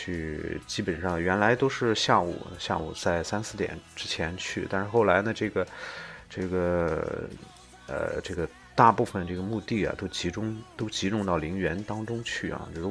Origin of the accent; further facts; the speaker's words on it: China; 明天呢就是就是这个我们中国人最重要的一个节日，在一年当中最重要的一个节日就是春节啊。